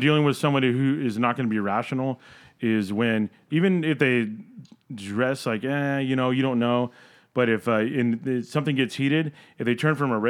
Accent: Yucaipa, California, United States; growing up in Yucaipa

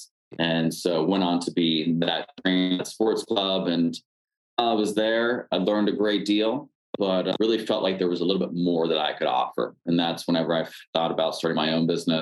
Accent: Pennsylvania, United States; moved away; I'm originally from Pennsylvania

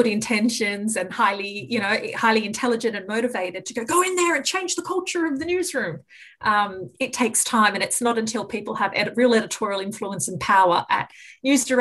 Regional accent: Sydney, New South Wales, Australia; I grew up in Western Sydney and, you know, my parents are Lebanese and they came as refugees

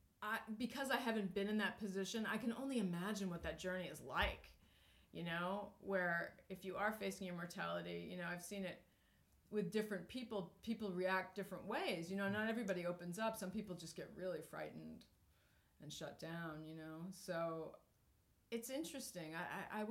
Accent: New Hampshire, United States; we grew up in New Hampshire and on a farm

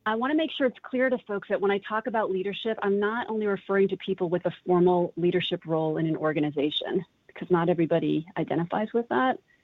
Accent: Longmeadow, Massachusetts, United States; growing up in Longmeadow, Massachusetts

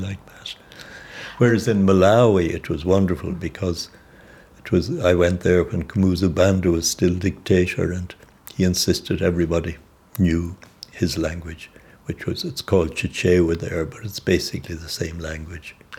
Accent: Ireland; moved away as an adult; now in Zambia; I was working as an Irishman.

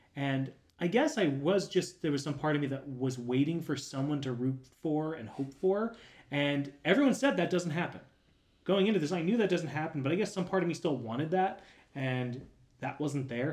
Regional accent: Florida, United States; moved away as an adult; now in Tennessee, United States; growing up in Florida

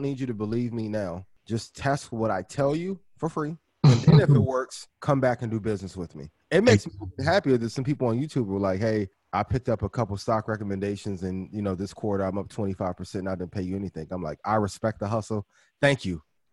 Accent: East Chicago, Indiana, United States; I grew up in East Chicago, Indiana, which is like 15 minutes from Gary

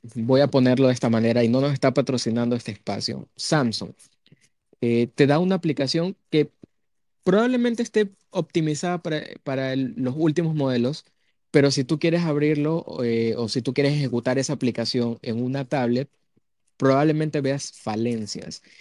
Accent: Ecuador

